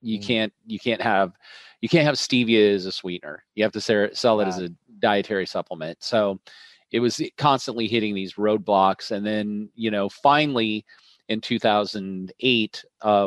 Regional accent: Colorado, United States; also born or lived in Milwaukee, Wisconsin; I grew up on a ranch in Colorado

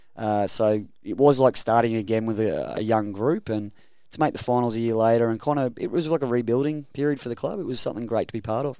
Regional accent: Rockhampton, Queensland, Australia; born and bred Queenslander. Proud of it

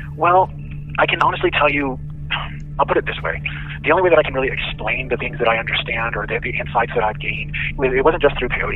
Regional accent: Arizona, United States; I grew up in Arizona

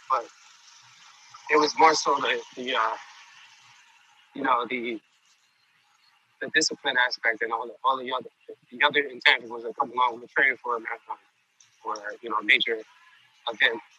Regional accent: New York City, New York, United States; I actually grew up on 37th Street. Oh, did you? Manhattan.

